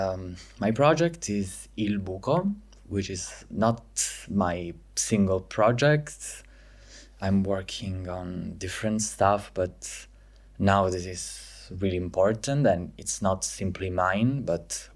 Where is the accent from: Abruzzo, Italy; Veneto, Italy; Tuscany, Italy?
Abruzzo, Italy; Pescara; English is a second language; moved away as an adult; now in Milan, Italy; I'm from Pescara, Abruzzo, but I moved in Milan 2 years ago